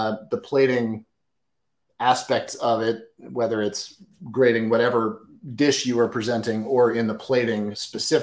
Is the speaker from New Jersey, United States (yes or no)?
no; Washington, District of Columbia, United States; I was born and raised in Washington, D.C.